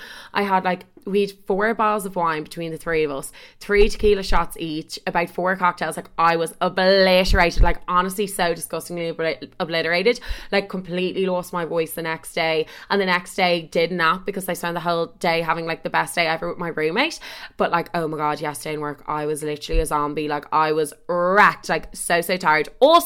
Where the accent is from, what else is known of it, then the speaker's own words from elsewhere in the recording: Ireland; oh, I'm from Ireland. I only came over last week. Literally, I've only been here like a week and a day.